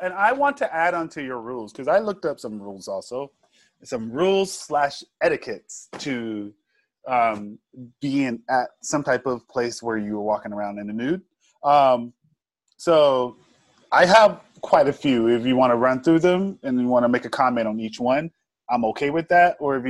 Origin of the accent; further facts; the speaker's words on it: Georgia, United States; Nude. I'm from